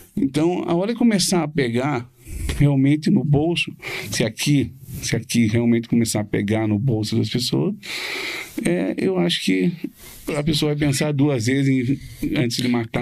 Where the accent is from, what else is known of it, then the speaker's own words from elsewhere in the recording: Curitiba, Paraná, Brazil; moved away as an adult; also born or lived in Florida, United States; nascido e criado aqui